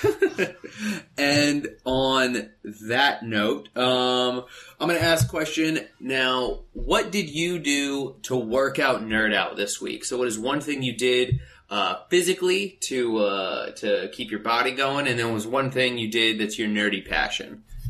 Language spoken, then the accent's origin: English; Phoenix, Arizona, United States; now in Los Angeles, United States; being in Los Angeles and growing up in Phoenix